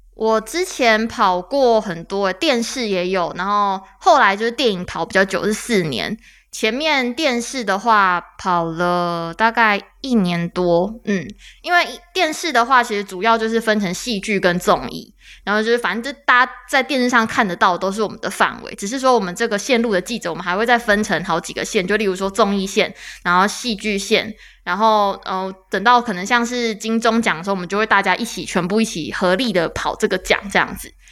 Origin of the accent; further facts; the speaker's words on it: Taichung, Taiwan; 我是台中人